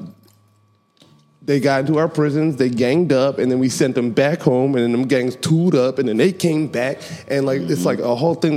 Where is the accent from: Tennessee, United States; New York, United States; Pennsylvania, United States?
Pennsylvania, United States; Philadelphia; I'm from Philly